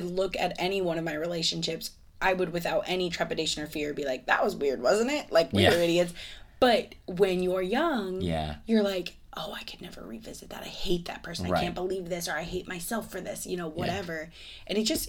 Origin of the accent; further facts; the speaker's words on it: Ireland; It makes sense. I'm Irish. It's gonna add up.